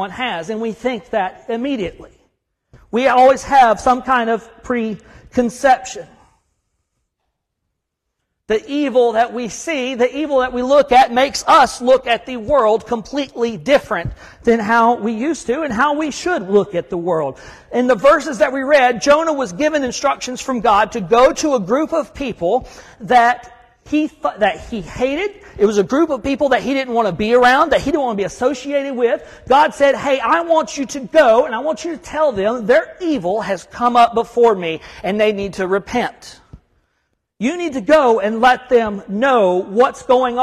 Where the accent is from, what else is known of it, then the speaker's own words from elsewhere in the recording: Huntsville, Alabama, United States; moved away as an adult; also born or lived in Savannah, Georgia / Chattanooga, Tennessee / Fort Bragg, North Carolina; now in Kentucky, United States; I'm from North Alabama. I'm from Huntsville.